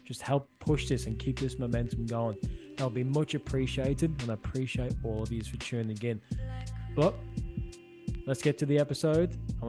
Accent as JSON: {"language": "English", "town": "Liverpool", "region": "North West England", "country": "United Kingdom", "said": "I don't sound like it, but I'm from Liverpool as well."}